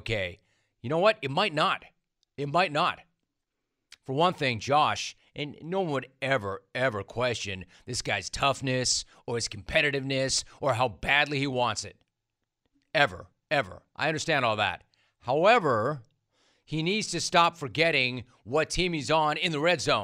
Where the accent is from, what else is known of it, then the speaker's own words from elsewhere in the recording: Los Angeles, California, United States; as a kid growing up in Los Angeles